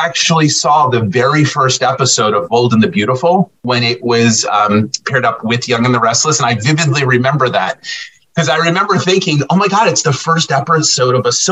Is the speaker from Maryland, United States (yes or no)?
no; New Jersey, United States; also born or lived in New York / Cape Cod; now in Bucks County, Pennsylvania, United States; I grew up in South Jersey